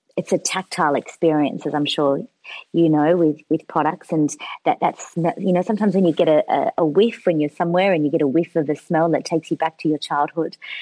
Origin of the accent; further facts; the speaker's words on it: Australia; also born or lived in São Paulo, Brazil; I moved to Australia in 1994, and I was six years old. It was September 1994, just after my sixth birthday. So. I'm I kind of feel like I'm Brazilian by heart, but I don't have. Uh, I, I, didn't go to school there. I came here. I started kindergarten in Australia